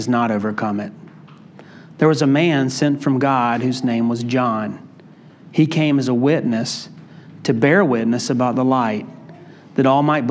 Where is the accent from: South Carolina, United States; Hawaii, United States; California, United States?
South Carolina, United States; Greenville; When I was a child growing up in Greenville, South Carolina